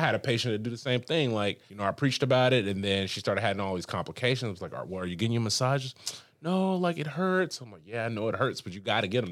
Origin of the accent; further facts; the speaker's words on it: Huntsville, Alabama, United States; also born or lived in Birmingham, Alabama / Brickell, Miami; now in Miami, United States; I'm from Huntsville, Alabama, from the sticks